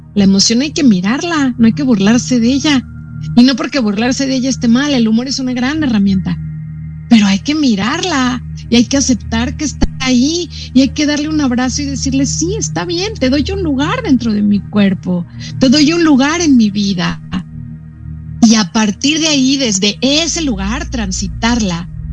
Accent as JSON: {"language": "Spanish", "country": "Mexico", "also_born_or_lived": "Brazil"}